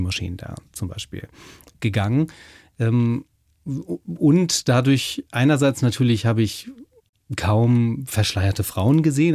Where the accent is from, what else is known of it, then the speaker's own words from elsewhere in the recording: the North, Northern Germany, Germany; also born or lived in Passau; die nüchternen protestantischen Kirchen bei uns im Norden